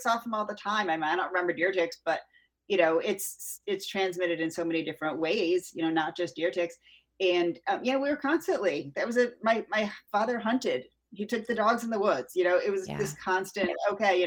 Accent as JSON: {"language": "English", "region": "Connecticut", "country": "United States", "tie": "born or raised there", "moved": "yes", "lives_now": "Florida, United States", "said": "I grew up in Connecticut, two towns over from Lyme, Connecticut."}